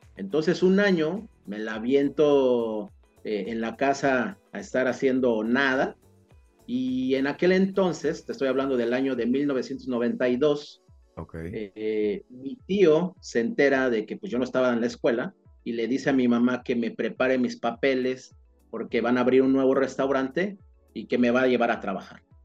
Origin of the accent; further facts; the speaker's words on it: State of Mexico, Mexico; now in Cancún, Mexico; yo soy del Estado de México y bueno, y las circunstancias y la vida me trajeron a Cancún, ¿no? Pero yo soy originario, yo nací en el Estado de México